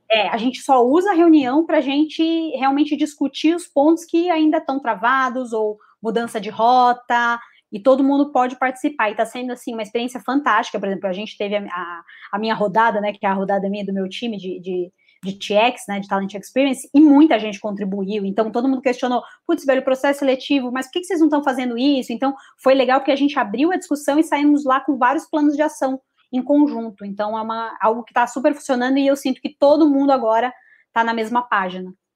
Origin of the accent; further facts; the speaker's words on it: São Paulo, Brazil; also born or lived in Florianópolis; eu sou de São Paulo